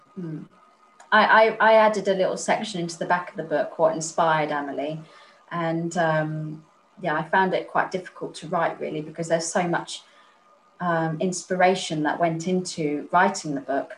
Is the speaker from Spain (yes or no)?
yes; Spain; moved away; also born or lived in Chichester; I was raised in Spain